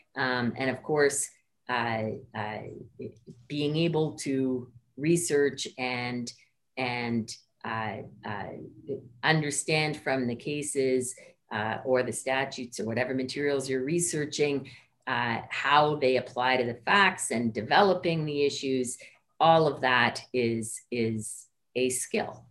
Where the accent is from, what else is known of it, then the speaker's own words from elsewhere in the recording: Ottawa, Ontario, Canada; also born or lived in Antigonish, Nova Scotia; I grew up in Ottawa, um, but my parents were both from the Maritimes